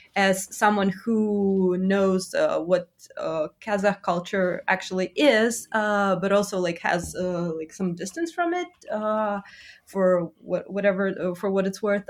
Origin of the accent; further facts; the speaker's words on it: Russia; I'm from Russia, but I'm, uh, of complex ancestry, so I'm, like, I'm Jewish as well